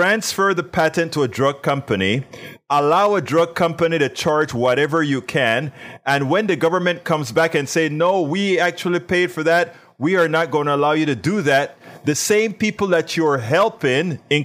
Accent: Panama; now in United States; I'm in from Panama

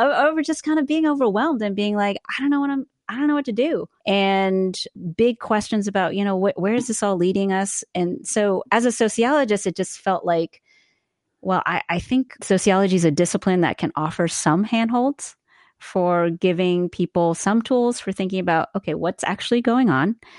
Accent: East Coast, United States; moved away as an adult; also born or lived in the South; now in California, United States; we're originally from the East Coast, but have spent a fair bit of time in the South and Westmont, coming out to California to teach out here

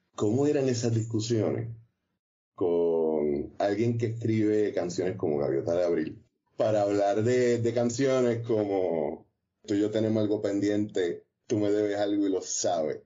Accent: Trujillo Alto, Puerto Rico; also born or lived in Ponce; a mí, que nací en Ponce, me crió en Trujillo Alto

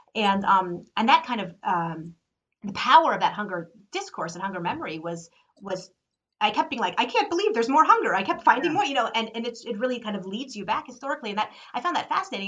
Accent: United States; as an American

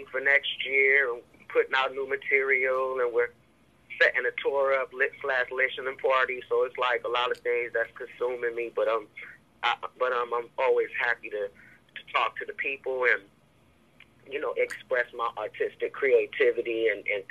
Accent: Columbus, Ohio, United States; also born or lived in Cleveland, Ohio; I was born in Columbus, Ohio, and I was always back and forth to Cleveland as a kid

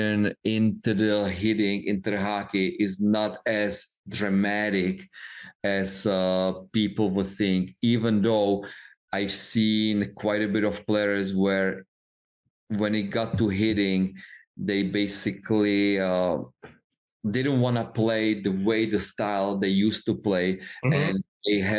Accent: Czechia; moved away; we grew up in Czech Republic

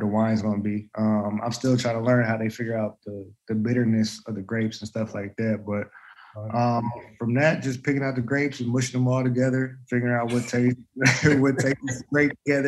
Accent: Anchorage, Alaska, United States; moved away; also born or lived in Kansas; head to Alaska in June to do a basketball camp up there in my hometown

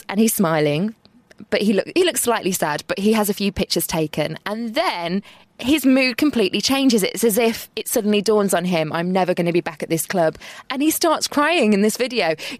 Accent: Black Country, West Midlands, United Kingdom; We're both from the Black Country

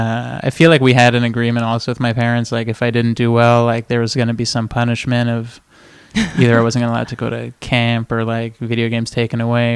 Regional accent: Montreal, Quebec, Canada; also born or lived in Toronto; now in Los Angeles, United States; I grew up in Montreal.

